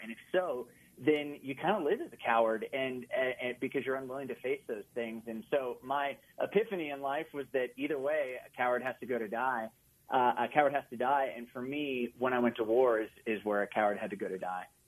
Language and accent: English; Oklahoma, United States; moved away; also born or lived in Austin, Texas; I grew up in Oklahoma, like in the buckle of the Bible Belt